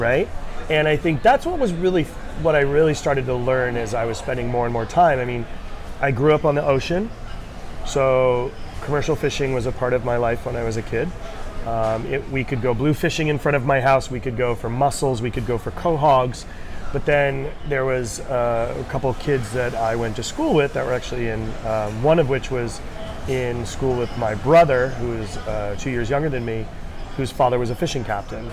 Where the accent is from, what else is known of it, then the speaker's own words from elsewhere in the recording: Rhode Island, United States; moved away; I grew up in New England, uh, Rhode Island to be specific